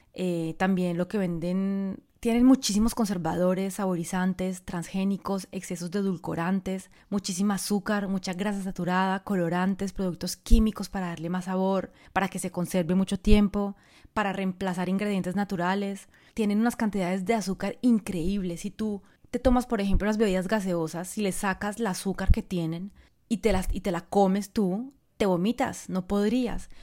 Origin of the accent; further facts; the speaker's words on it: Colombia; also born or lived in France; now in Bali, Indonesia; Hace mucho tiempo vivo fuera de Colombia, quizás lo sabes, soy colombiana, eh, viví en Francia durante 22 años, en este momento estoy viviendo en Bali